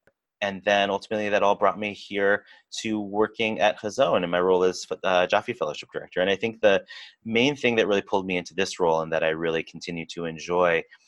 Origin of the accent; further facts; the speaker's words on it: Eastern Washington, Northern Idaho, Inland Northwest, United States; I grew up in the Inland Northwest, Eastern Washington, Northern Idaho. Part of our local Jewish community